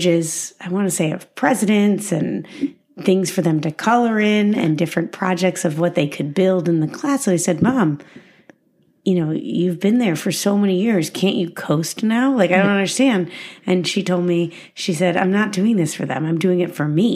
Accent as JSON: {"language": "English", "town": "Chicago", "region": "Illinois", "country": "United States", "moved": "yes", "lives_now": "Los Angeles, United States", "said": "I come from Chicago, and I am the oldest of two children"}